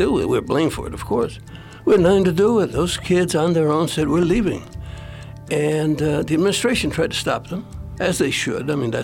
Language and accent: English; Mexico; we're from Mexico